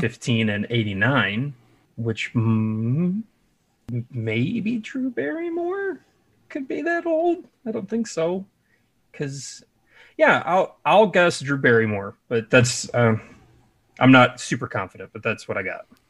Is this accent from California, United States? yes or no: no; Chicago, Illinois, United States; I'm from the Chicagoland area.